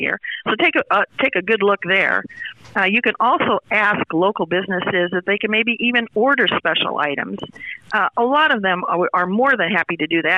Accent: Sidney, Nebraska, United States; my hometown, Sidney, Nebraska

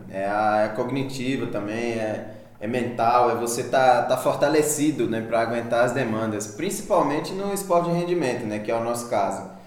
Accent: Maceió, Alagoas, Brazil; now in Araxá, Brazil; eu sou, eu sou de Maceió, eu moro aqui em Araxá há quatro anos já

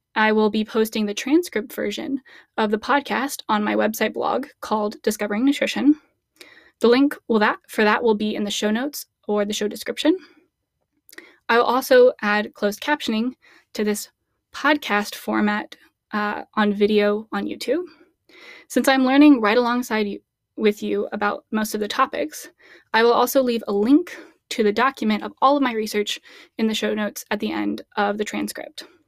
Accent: Midwest, United States; As a Midwest girl

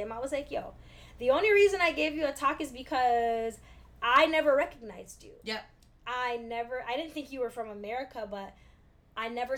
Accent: Toronto, Ontario, Canada; we're from Toronto

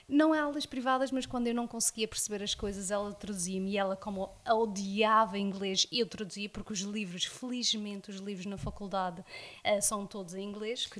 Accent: South Africa; first language English; Portuguese is a second language; moved away as an adult; now in Madeira, Portugal; nasci cá na Madeira, mas um, emigrei para a África do Sul, onde fiz toda a minha escola primária e a minha escola secundária toda lá.

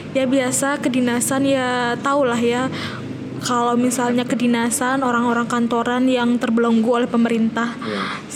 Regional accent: Lombok, West Nusa Tenggara, Indonesia; asal saya itu dari Lombok Nusa Tenggara Barat

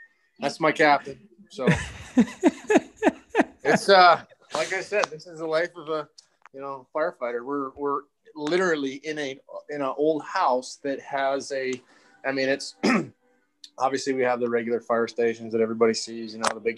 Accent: Saskatchewan, Canada; born or raised there; moved away as an adult; now in United States

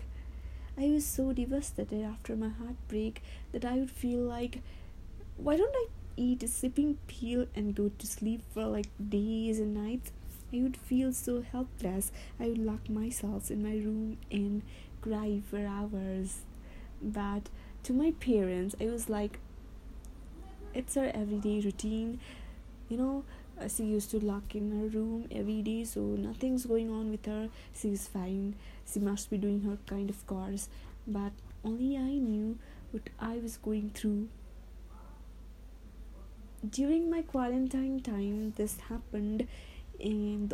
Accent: Nepal; from Nepal

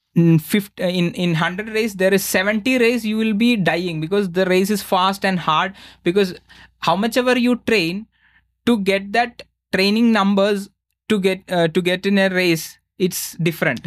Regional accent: India; I'm from India

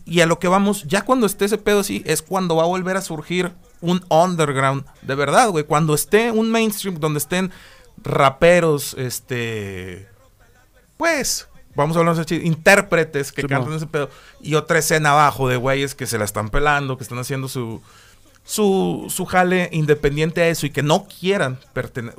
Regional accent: Monterrey, Nuevo León, Mexico; also born or lived in Mexico City / Dominican Republic; nací en el DF, me crié hasta los 6, 7 años en República Dominicana y luego ya me vine aquí a Monterrey

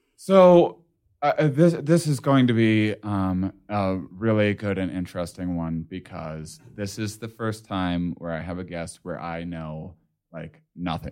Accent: United States; as an American

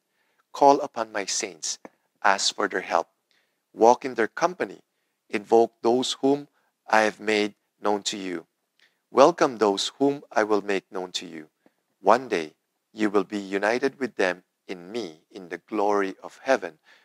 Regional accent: Philippines; When I was growing up in the Philippines

